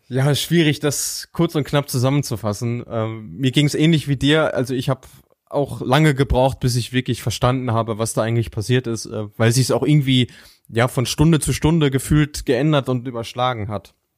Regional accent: Germany; als Deutscher

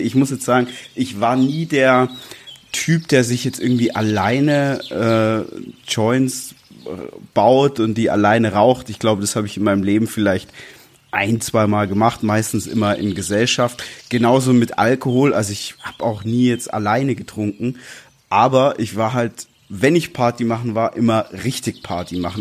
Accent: Swabia, Baden-Württemberg, Germany; moved away as an adult; now in Berlin, Germany; wir beides gebürtige Schwaben sind

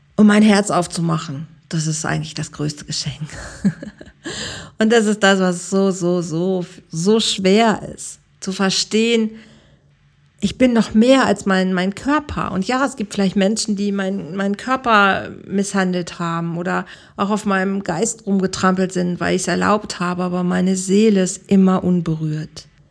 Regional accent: Germany; moved away as an adult; now in Mallorca, Spain; wir sind Deutsche, wir bleiben Deutsche

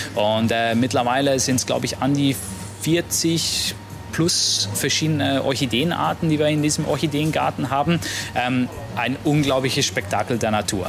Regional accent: Switzerland; now in Maldives; gebürtiger Schweizer

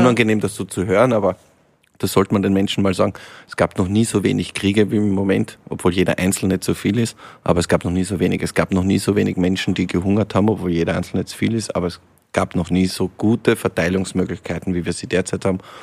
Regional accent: Lienz, Tyrol, Austria; now in Vienna, Austria; aus meiner Heimat, aus Osttirol, aus Lienz

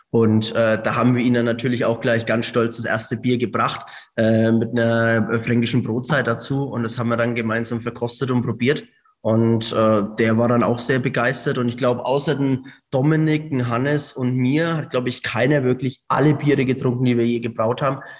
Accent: Hungary; Äh, wir sind ursprünglich eigentlich aus Ungarn, äh, da aus der Ukraine in der Nähe.

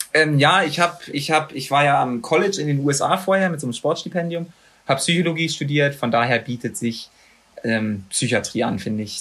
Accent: Magdeburg, Saxony-Anhalt, Germany; moved away; also born or lived in Bochum; in Magdeburg, in meiner Heimatstadt

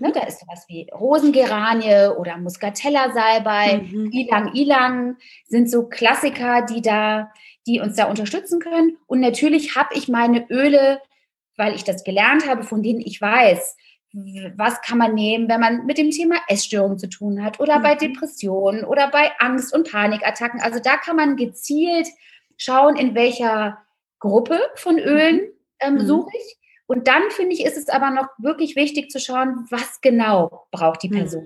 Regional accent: Rhineland, Germany; now in Berlin, Germany; Gebürtig bin ich aus dem Rheinland, ein rheinisches Mädchen

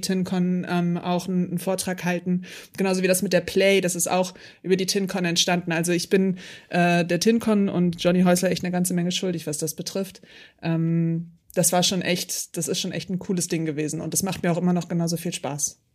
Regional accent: Hamburg, Germany; ich bin ja Hamburgerin

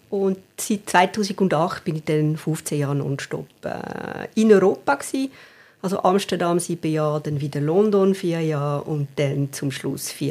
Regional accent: Valais, Switzerland; moved away as an adult; Also ich bin am Fuß des Waldanivier aufgewachsen, in der Nähe von Sierre. Bin aber, äh, ja, glaub, mit 18,5 äh, habe ich das Wallis verlassen

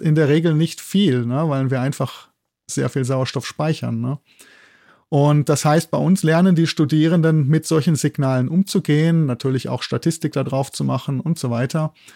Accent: Germany; moved away as an adult; also born or lived in Bochum; now in Innsbruck, Austria; ich komme aus Deutschland

